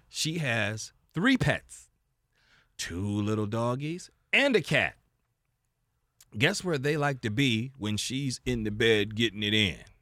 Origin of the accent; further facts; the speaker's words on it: Baltimore, Maryland, United States; also born or lived in Florida; now in Las Vegas, United States; Born and raised in Baltimore, Maryland, U S A.